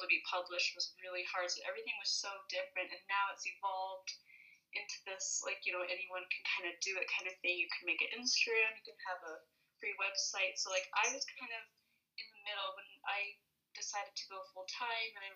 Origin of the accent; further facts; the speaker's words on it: Phoenix, Arizona, United States; moved away as an adult; now in Flagstaff, United States; I grew up in Ahwatukee